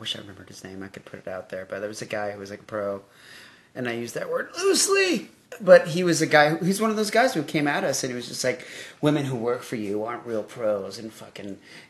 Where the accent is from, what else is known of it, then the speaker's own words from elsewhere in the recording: Mexico; I hope it's your real name. I am from Mexico.